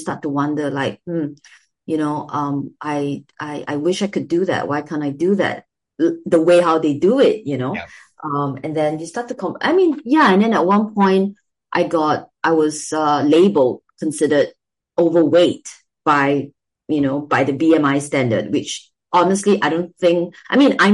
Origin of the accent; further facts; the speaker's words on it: Singapore; my experience growing up in Singapore.